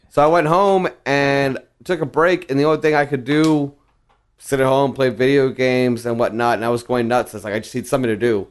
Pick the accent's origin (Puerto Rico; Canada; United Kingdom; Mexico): Mexico; Reynosa, Tamaulipas; moved away; also born or lived in South Texas; That's my hometown